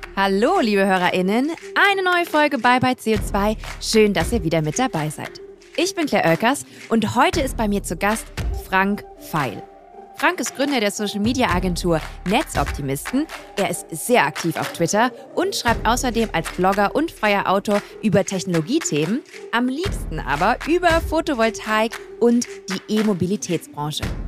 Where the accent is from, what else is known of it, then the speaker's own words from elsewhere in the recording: Grevenbroich, North Rhine-Westphalia, Germany; ich komme aus Grevenbruch, das ist äh, in der Nähe von Düsseldorf